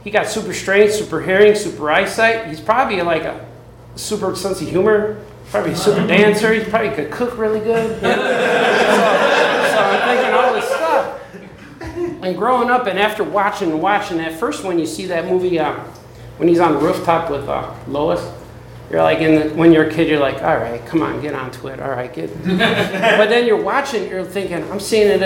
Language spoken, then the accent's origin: English; Chicago, Illinois, United States; I grew up in the South Side of Chicago